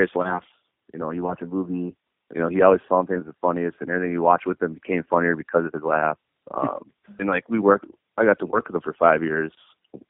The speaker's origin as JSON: {"language": "English", "town": "Minot", "region": "North Dakota", "country": "United States", "tie": "born or raised there", "also_born_or_lived": "Williston, North Dakota", "said": "I was born in Williston, but grew up in Minot"}